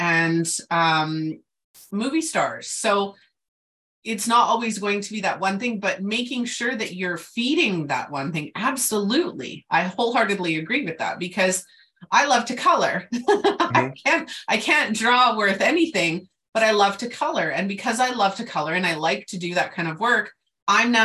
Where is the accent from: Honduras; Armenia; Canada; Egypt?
Canada; I'm Canadian